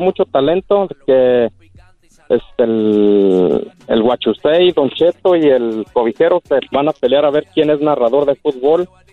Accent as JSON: {"language": "Spanish", "town": "Puruándiro", "region": "Michoacán", "country": "Mexico", "said": "mi tierra, Viejas, Michoacán, municipio Purándiro"}